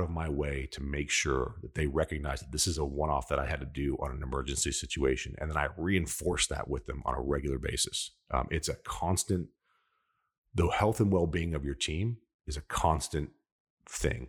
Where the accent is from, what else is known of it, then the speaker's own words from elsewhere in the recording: New York, United States; I'm an Italian from New York